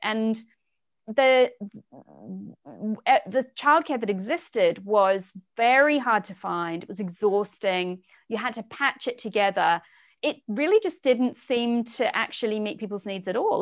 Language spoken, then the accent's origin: English; Southland, New Zealand; moved away as an adult; also born or lived in England; now in United Kingdom; I'm originally from New Zealand. I grew up in a really small sheep farming town at the very bottom of New Zealand, south coast of the South Island